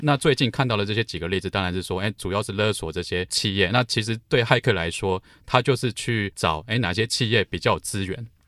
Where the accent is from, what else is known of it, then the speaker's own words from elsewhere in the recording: Luodong, Yilan County, Taiwan; moved away as an adult; 我家乡宜兰，呃，罗东镇